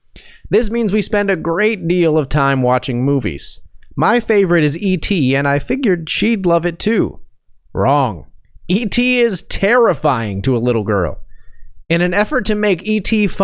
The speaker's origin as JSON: {"language": "English", "town": "Saskatoon", "region": "Saskatchewan", "country": "Canada", "tie": "born or raised there", "lives_now": "Moose Jaw, Canada", "said": "I grew up in Saskatoon and now live in Moose Jaw."}